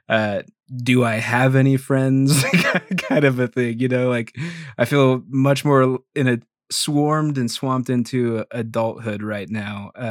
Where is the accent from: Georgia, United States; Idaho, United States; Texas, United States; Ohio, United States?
Idaho, United States; also born or lived in Greeley, Colorado / Utah / Oregon; I was born in Greeley, Colorado, outside of Denver. Uh, lived there till I was like nine or 10, and then bounced a little bit through like Utah, Idaho, and Oregon. But I have been in Idaho most of the time